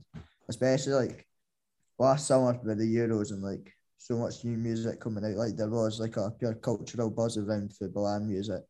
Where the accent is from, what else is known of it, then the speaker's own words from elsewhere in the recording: Perth, Scotland, United Kingdom; moved away as an adult; now in Glasgow, United Kingdom; Well, me and Jack live in Glasgow now, so maybe that answers your question a bit. But growing up in Perth